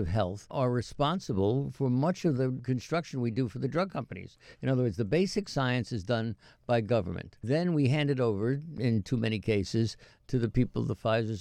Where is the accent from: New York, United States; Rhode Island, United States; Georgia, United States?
New York, United States; growing up in New York